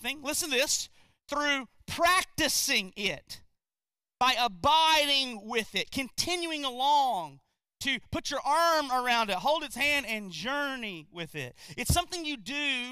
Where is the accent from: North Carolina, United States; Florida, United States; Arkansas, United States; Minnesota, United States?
North Carolina, United States; also born or lived in Gastonia, North Carolina; I'm from North Carolina too. I actually used to live in a place called Gastonia